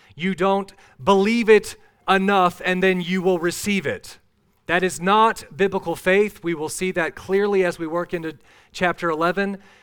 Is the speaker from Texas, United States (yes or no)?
no; Minnesota, United States; I grew up in Minnesota.